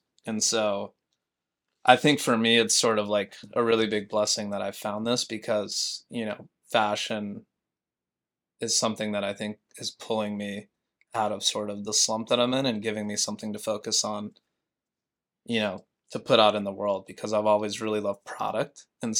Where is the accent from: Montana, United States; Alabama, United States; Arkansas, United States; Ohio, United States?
Montana, United States; now in New York, United States; Yeah, I mean, literally the smallest town, you know, of like 2,000 people to the biggest city in the U.S.